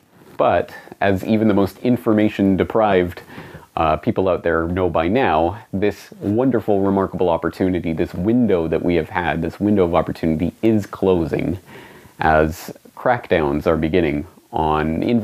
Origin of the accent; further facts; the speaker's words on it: Canada; now in Japan; You see, I am Canadian, I was born and raised in Canada, but I don't live in Canada. I live here, in Japan.